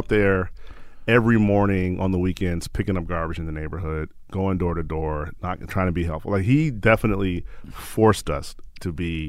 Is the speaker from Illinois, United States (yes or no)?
yes; Chicago, Illinois, United States; Born and raised in Chicago.